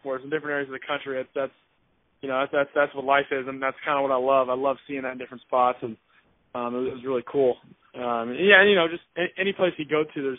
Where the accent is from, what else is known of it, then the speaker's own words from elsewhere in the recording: California, United States; growing up in California, I haven't traveled a lot throughout the United States.